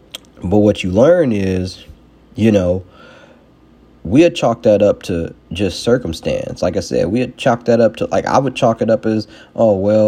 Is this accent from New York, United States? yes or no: no; Chicago, Illinois, United States; Everybody, the thing I hear a lot that people like to use, well, I'm from Chicago. People just be hating.